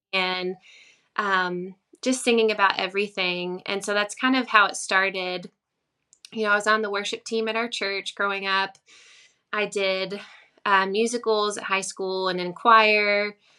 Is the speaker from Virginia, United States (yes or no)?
yes; Virginia, United States; i started playing in coffee shops in my hometown um, there was a little cafe close to here